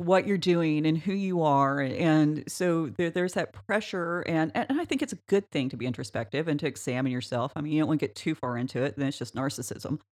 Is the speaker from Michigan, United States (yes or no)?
no; Oklahoma, United States; small town Oklahoma, we grew up in a town of six hundred